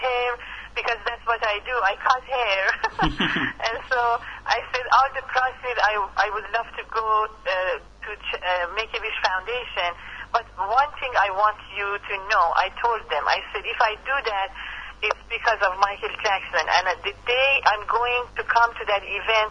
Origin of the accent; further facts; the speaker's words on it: Iran; English is a second language; moved away as an adult; now in Las Vegas, United States; About being Iranian, I have to say that I'm very proud. I never hide my you know, originality. I cannot lose my accent for sure